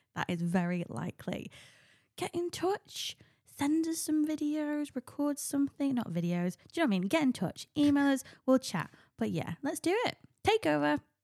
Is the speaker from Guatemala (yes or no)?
no; United Kingdom; as a Brit